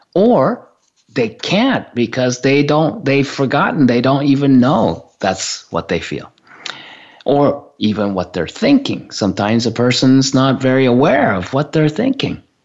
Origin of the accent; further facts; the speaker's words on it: Japan; I grew up in Japan.